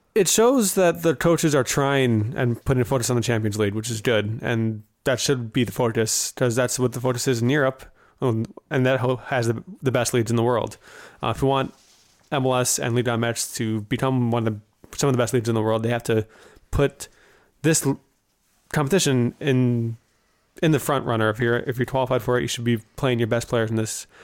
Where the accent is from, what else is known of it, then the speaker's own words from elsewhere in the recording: Wisconsin, United States; I'm from Wisconsin